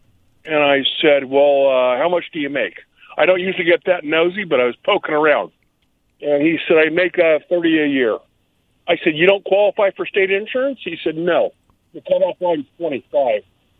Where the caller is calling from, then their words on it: Richland, United States; from Richland, guys.